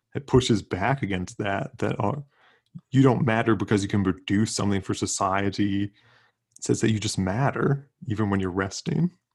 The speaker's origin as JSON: {"language": "English", "region": "South Central Pennsylvania", "country": "United States", "said": "I'm from South Central P"}